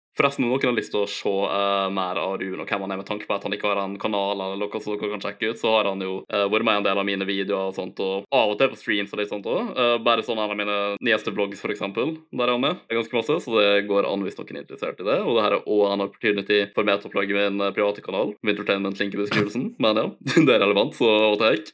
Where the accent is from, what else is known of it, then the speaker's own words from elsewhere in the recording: Ålesund, Møre og Romsdal, Norway; also born or lived in Eide; jeg flytta jo obviously fra Eide når jeg var sånn sju år, noe sånt. Jeg Har bodd i Ålesund basically siden